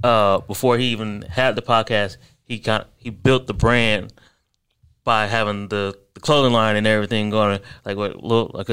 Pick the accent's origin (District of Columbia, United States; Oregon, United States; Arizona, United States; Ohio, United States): Ohio, United States; Akron; moved away; I'm actually originally from Ohio, from Akron, Ohio